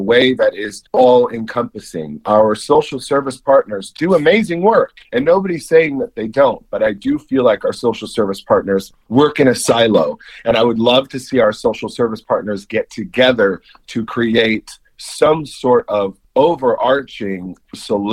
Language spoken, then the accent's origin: English; Kansas City, Missouri, United States; growing up in Kansas City